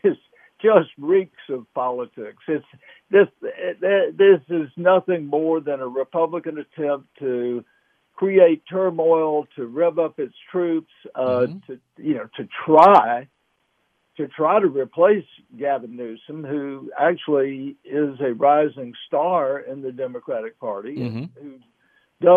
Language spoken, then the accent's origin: English; Alabama, United States; I'm coming from Alabama.